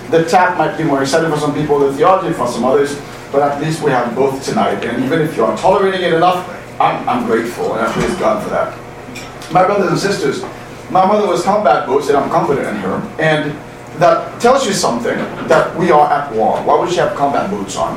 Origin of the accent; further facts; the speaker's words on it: Haiti; moved away; also born or lived in Boston; I'm from Haiti